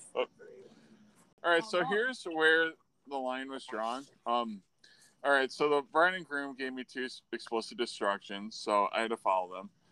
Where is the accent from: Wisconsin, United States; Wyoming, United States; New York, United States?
New York, United States; Buffalo; I was from Buffalo